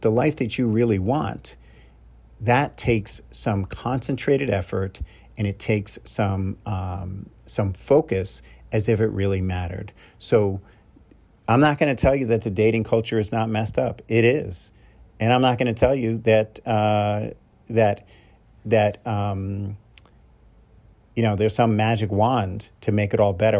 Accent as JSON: {"language": "English", "region": "New York", "country": "United States", "said": "I'm from New York, so I call 'em knuckleheads"}